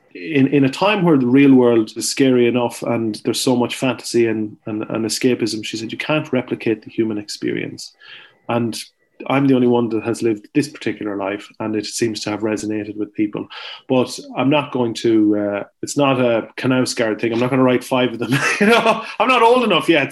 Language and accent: English; Ireland; as an Irish person